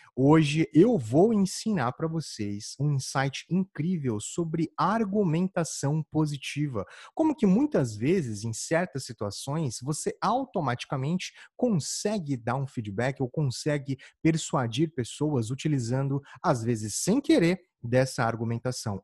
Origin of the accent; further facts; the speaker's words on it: Campo Grande, Mato Grosso do Sul, Brazil; moved away; eu sou de Campo Grande, Mato Grosso do Sul, e lá, na época que eu morava lá, já fazia uns quinze anos